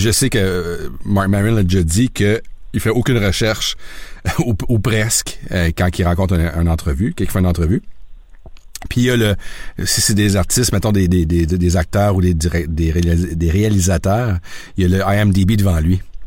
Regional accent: Sherbrooke, Quebec, Canada; moved away as an adult; also born or lived in South Korea / Osaka / Yokohama; je suis un gars de Sherbrooke. J'ai grandi à Sherbrooke.

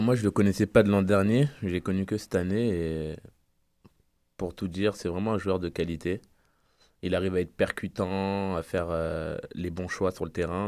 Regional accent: France; moved away as an adult; je viens de France

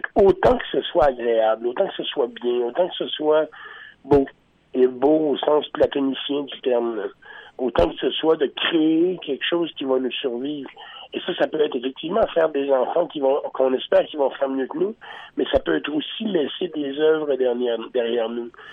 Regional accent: Rimouski, Quebec, Canada; moved away as an adult; also born or lived in Montreal; now in Sainte-Marguerite, Canada; j'ai été élevé sur le bord du fleuve à Rimouski

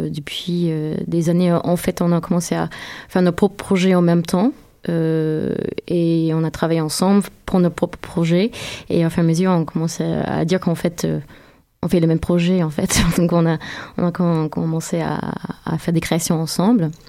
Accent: United States; French is a second language; moved away as an adult; also born or lived in New York; now in France; oui, je suis américaine. Euh, je suis euh, interprète et chorégraphe. je suis installée en France depuis 2011. J'étais à New York pendant très longtemps.

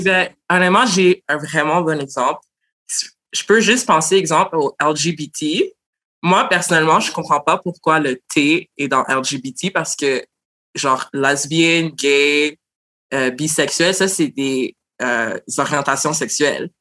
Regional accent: Montreal, Quebec, Canada; je suis née à Montréal d'origine haïtienne. Puis j'ai mm. l'histoire typique de plein d'Haïtiens trans de Montréal

